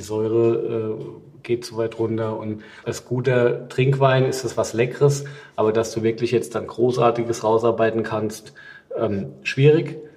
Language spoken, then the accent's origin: German; Rheinhessen, Rhineland-Palatinate, Germany; bei uns in Rheinhessen